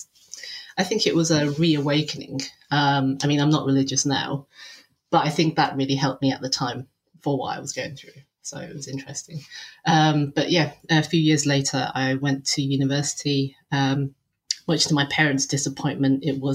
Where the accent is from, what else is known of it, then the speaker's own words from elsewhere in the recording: Bradford, Yorkshire and the Humber, United Kingdom; So I was born and raised in Yorkshire, a little place known as Bradistan to the Asian community.